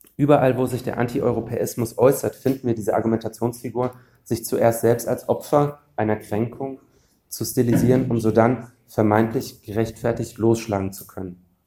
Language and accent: German; Frankfurt am Main, Hesse, Germany; der größte Arbeitgeber meiner Heimatstadt, ähm, das ist die Fraport AG